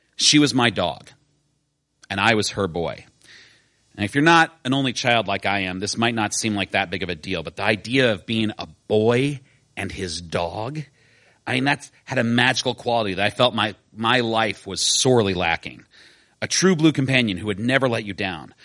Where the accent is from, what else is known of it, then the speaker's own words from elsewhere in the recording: Decatur, Illinois, United States; I grew up in Decatur, Illinois